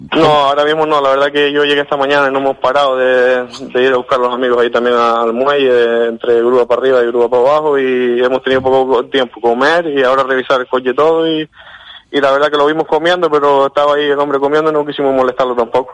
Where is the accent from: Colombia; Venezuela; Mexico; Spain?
Spain; Lanzarote, Canary Islands; yo soy de Lanzarote.